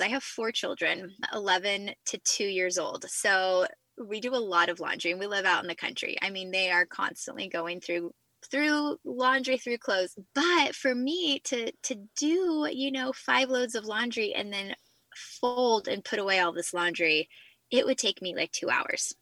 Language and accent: English; Central California, United States; moved away as an adult; now in South Carolina, United States; born and raised in Central California